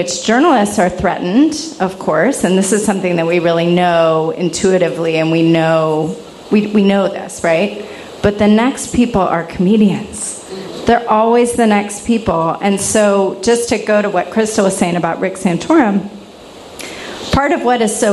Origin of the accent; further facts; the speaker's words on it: the South, United States; I'm from the South too